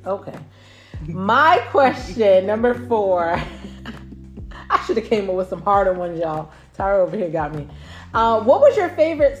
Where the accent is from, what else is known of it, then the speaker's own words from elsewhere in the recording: San Diego, California, United States; born there; Did you know I was born in Cali?